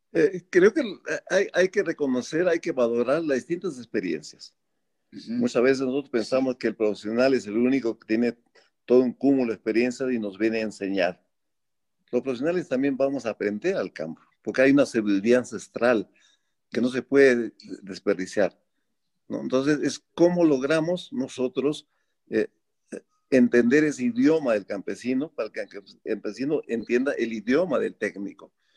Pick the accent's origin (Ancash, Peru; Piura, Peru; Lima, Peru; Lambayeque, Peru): Ancash, Peru; Bolognesi; moved away as an adult; yo decidí renunciar al IME y venir acá a volver a mi pueblo